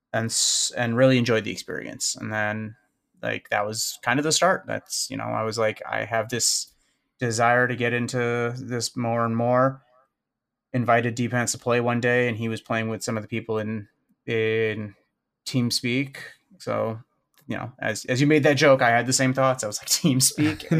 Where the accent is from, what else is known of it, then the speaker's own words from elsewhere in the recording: Chicago, Illinois, United States; I'm from Chicago, born and raised